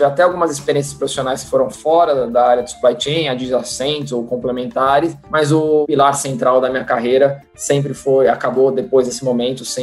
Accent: São Paulo, Brazil; Nasci, sempre morei em São Paulo, né?

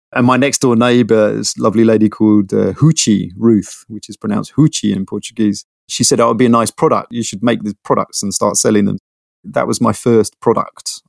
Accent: London, United Kingdom; I grew up in London. I'm one of the six percent of Londoners who are from London. I grew up in Bounds Green

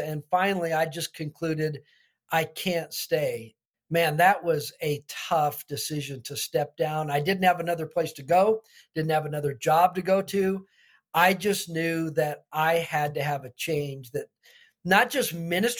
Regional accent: Albuquerque, New Mexico, United States; I actually grew up in Albuquerque, New Mexico

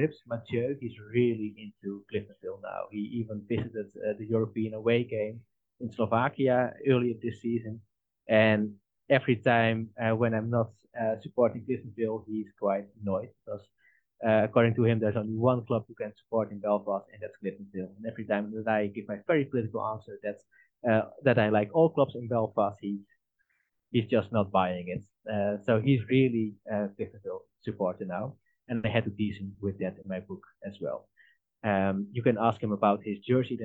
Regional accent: Netherlands; I'm from the Netherlands

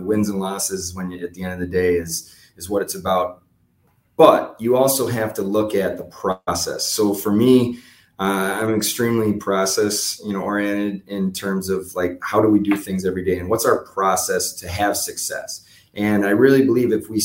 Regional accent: Buffalo, New York, United States; I'm from Buffalo originally. So, you know, I probably have a little bit of a head start on other people that have been in this job, just because I know the way the Western New York community works

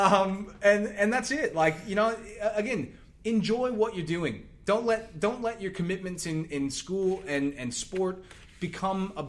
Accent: Texas, United States; moved away as an adult; now in Australia; I grew up in Texas

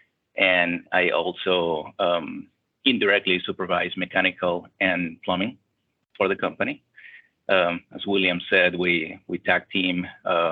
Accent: Venezuela; moved away as an adult; also born or lived in St. Paul, Minnesota / Milwaukee, Wisconsin; now in Houston, United States; I'm originally from Venezuela. It's where I was born. I lived there for 24 years, the first 24 years of my life.

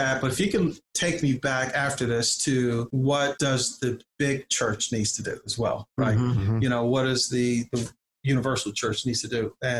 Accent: Compton, California, United States; also born or lived in New Jersey; I began to reflect on incidents in my own life growing up in Compton and in New Jersey

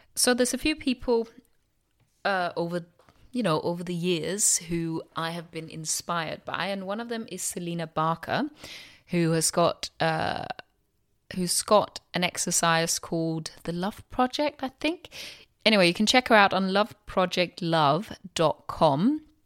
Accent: Denmark; now in London, United Kingdom; I'm from Denmark

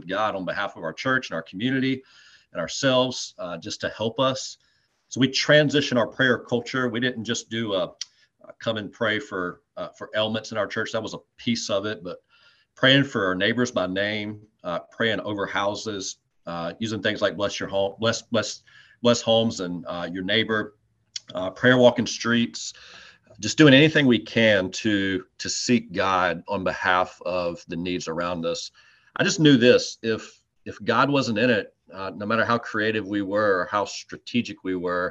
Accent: Greenwood, South Carolina, United States; I grew up in Greenwood, and when I was literally in diapers, my dad started taking me to Clemson games

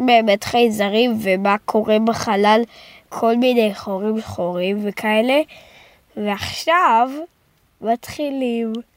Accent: Jerusalem, Jerusalem District, Israel; now in Rehovot, Israel; אני נולדתי בירושלים

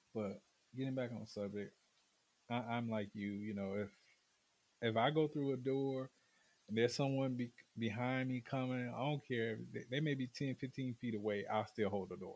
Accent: the South, United States; being a Southerner is you know, us, um, ebony men here in the South

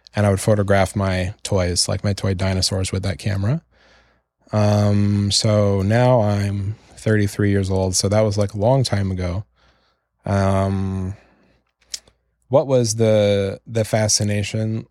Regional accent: Canada; I'm from Canada, which is a country where, you know, if you mess up, you can just move into your parents' basement again

